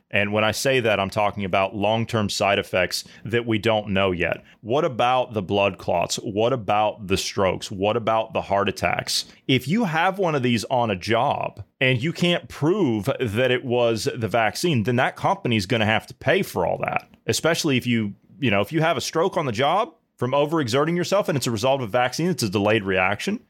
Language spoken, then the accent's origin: English; United States; as an American